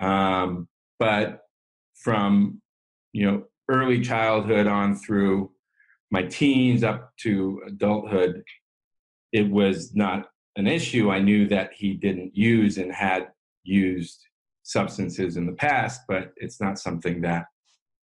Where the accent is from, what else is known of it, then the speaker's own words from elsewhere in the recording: San Francisco, California, United States; I grew up in San Francisco